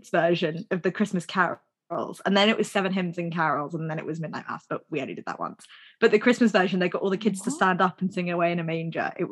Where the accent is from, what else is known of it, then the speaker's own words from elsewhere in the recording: United Kingdom; we are British